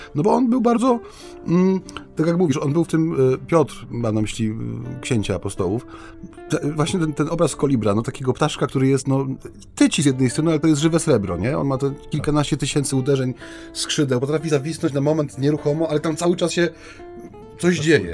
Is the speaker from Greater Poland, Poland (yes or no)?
no; Silesian Voivodeship, Poland; u nas na Śląsku